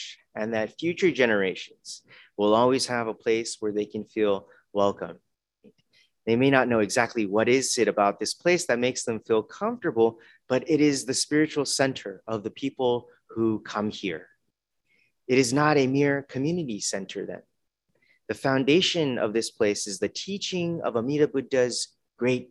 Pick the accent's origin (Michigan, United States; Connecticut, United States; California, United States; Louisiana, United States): California, United States; Los Angeles; moved away; also born or lived in Tacoma; growing up in Los Angeles area